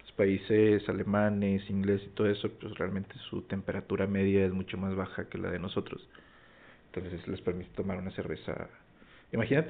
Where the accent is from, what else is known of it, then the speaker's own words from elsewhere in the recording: Mexico; somos los mexicanos